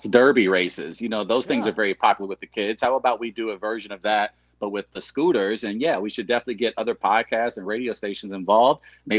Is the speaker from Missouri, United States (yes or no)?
yes; St. Louis, Missouri, United States; accent: Midwestern; I'm from St. Louis, yeah.